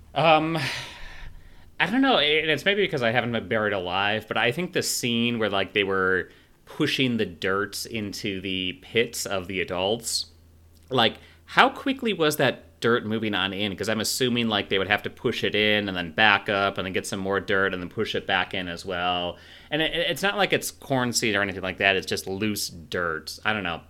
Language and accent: English; rural Illinois, United States; also born or lived in Chicago; I did grow up in rural Illinois